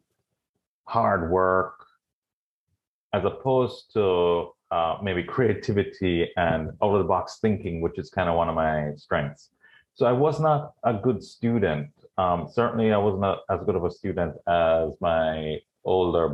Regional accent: Jamaica; moved away as an adult; also born or lived in California / Florida; I was born and raised in Jamaica. My dad was Jamaican, but my mom was from Trinidad.

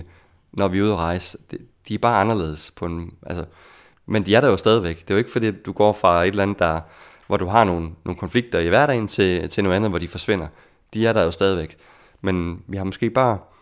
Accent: Denmark; moved away as an adult; som dansker

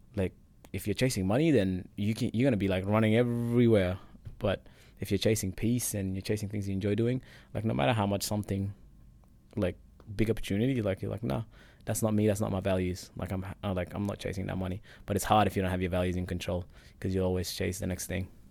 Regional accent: Perth, Western Australia, Australia; English is a second language; moved away as an adult; also born or lived in Egypt; now in Richmond, Australia; I came from Perth, so I'm just a boy living in Richmond.

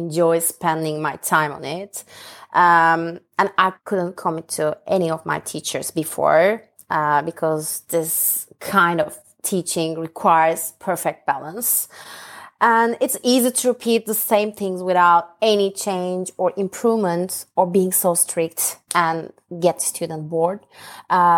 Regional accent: Ankara, Turkey; born or raised there; English is a second language; moved away as an adult; now in London, United Kingdom

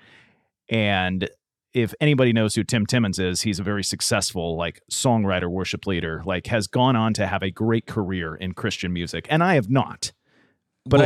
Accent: San Diego, California, United States; now in Tennessee, United States; growing up in Southern California, I went to Disneyland growing up

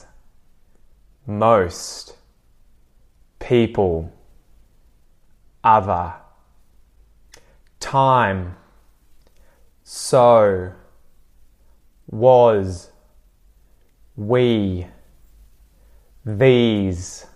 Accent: Australia; accent: Aussie; me as an Aussie

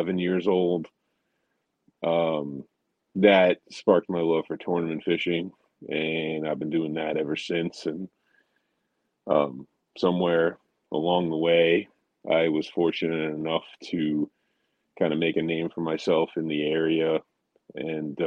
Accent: New York City, New York, United States; now in Connecticut, United States; Originally, I'm from the Bronx, New York

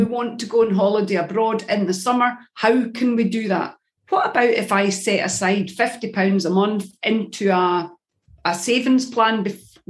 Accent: Scotland, United Kingdom; I'm a Scottish

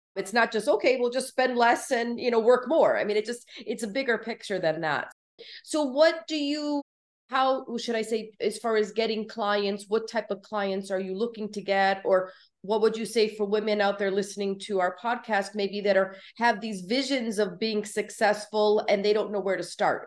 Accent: Connecticut, United States; moved away as an adult; now in Florida, United States; I'm originally from Connecticut and then, uh, had moved to Florida back in, like, two thousand six

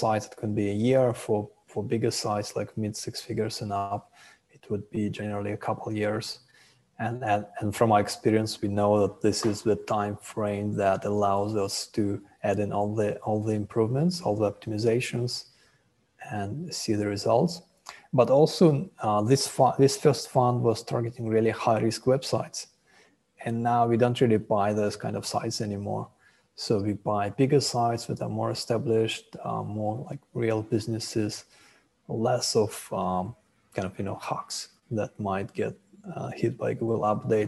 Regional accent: Russia; moved away as an adult; also born or lived in Israel / Haifa, Israel; now in Thailand; I was born in Russia, and then our family moved to Israel after I finished high school.

